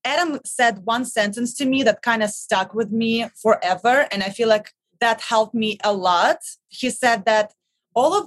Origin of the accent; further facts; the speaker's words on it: Russia; English is a second language; moved away as an adult; now in New York City, United States; I'm originally from Russia